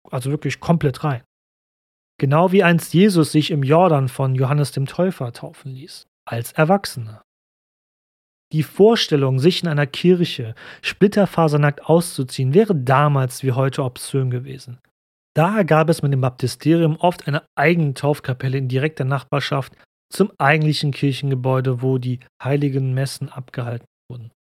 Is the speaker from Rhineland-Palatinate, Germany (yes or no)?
no; Cologne, North Rhine-Westphalia, Germany; hier bei uns in Köln